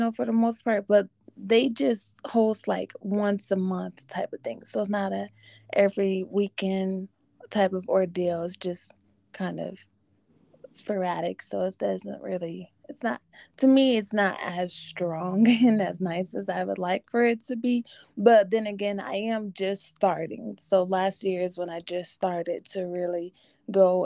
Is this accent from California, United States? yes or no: no; Denver, Colorado, United States; there's my hometown